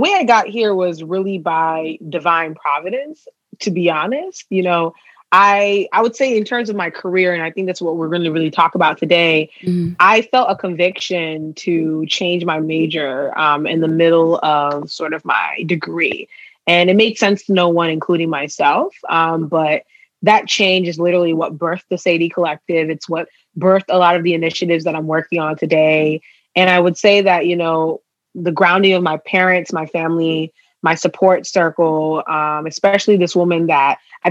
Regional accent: Ghana; moved away; also born or lived in Maryland, United States; I'm from Ghana

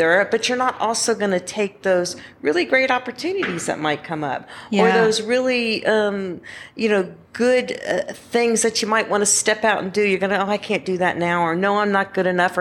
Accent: Georgia, United States; I'm from Georgia.

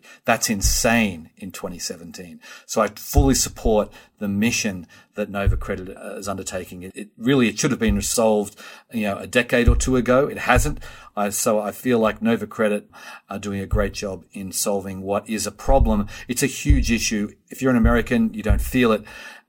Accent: Australia; now in United States; I first came to this country in 1991, and I came from Australia. I had no credit footprint here whatsoever.

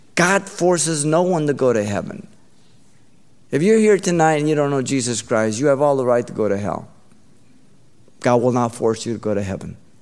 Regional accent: Baldwin Park, California, United States; my brother and I, uh, we grew up in Baldwin Park

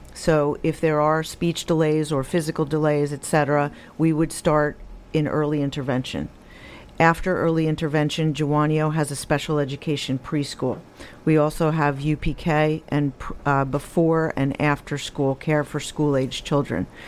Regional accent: Rockland County, New York, United States; I'm homegrown. I was born and raised in Rockland County

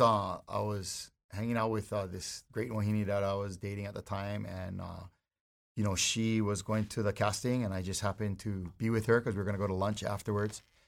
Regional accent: Hawaii, United States; I'm a local boy. I gotta be here. I live in, you know, if something happens to Hawaii, I'm going down too because this is who I am, being here and being Hawaiian

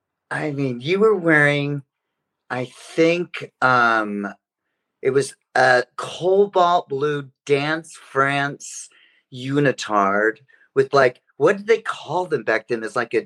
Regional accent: Reno, Nevada, United States; I'm from Reno, Nevada.

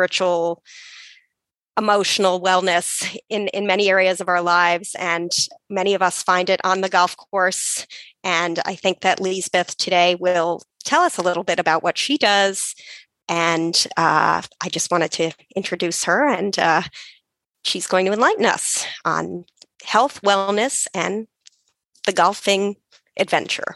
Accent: New York City, New York, United States; I'm from New York City, which is where I am currently

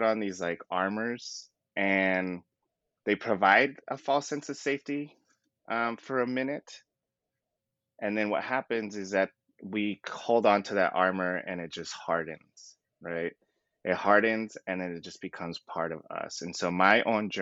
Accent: Southern California, United States; born and raised in Southern California

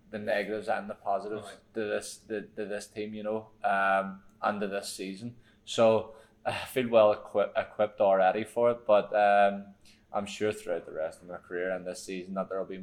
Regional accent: Ireland; I feel like for me because I'm an Irish person, it's probably different for me.

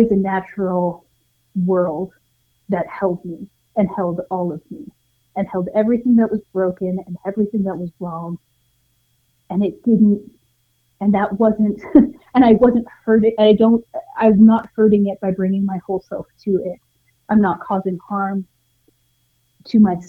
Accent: Montana, United States; now in New Mexico, United States; I grew up in Montana initially

